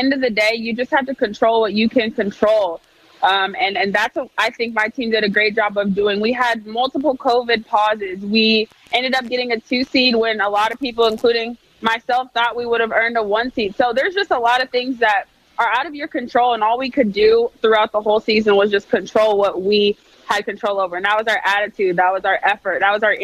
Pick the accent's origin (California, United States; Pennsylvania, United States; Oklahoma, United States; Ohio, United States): California, United States; I'm a California girl